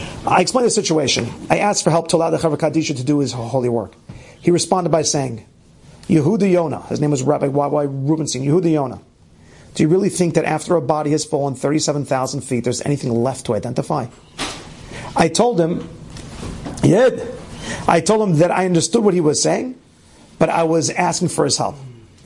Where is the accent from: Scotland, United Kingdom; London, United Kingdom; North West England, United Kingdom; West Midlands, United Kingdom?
Scotland, United Kingdom; born there; I was born in Scotland, and as I listened to the news, I felt connected to what had happened